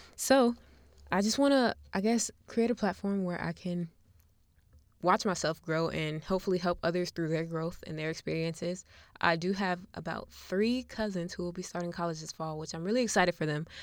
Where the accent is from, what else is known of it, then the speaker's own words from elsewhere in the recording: Buffalo, New York, United States; now in Charlotte, United States; I'm from Buffalo, New York, even though I currently live in Charlotte, North Carolina